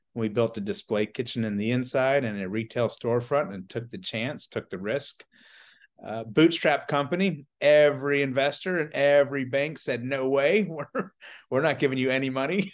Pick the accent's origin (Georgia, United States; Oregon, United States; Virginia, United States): Georgia, United States; Atlanta; moved away as an adult; also born or lived in Charleston, South Carolina; I'm originally from the Atlanta, Georgia area.